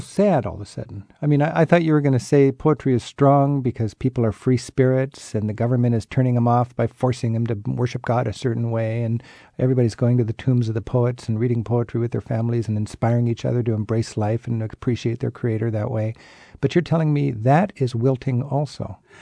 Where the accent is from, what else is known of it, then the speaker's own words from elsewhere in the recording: United States; And I'd say, America